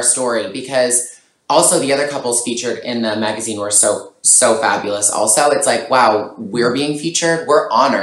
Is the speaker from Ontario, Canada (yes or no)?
yes; Toronto, Ontario, Canada; moved away; also born or lived in Montreal; growing up in Toronto, which I miss so much, I can't wait for this to be over so I can come back home.